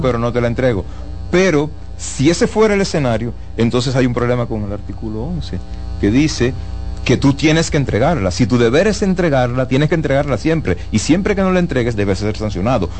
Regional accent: Dominican Republic

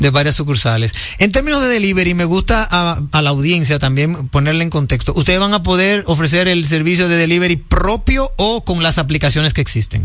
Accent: Dominican Republic; nosotros como dominicanos

